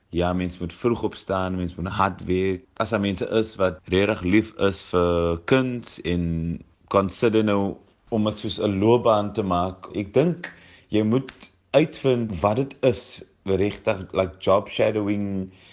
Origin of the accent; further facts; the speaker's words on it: Cape Town, Western Cape, South Africa; Ek kom van Mitchells Plain af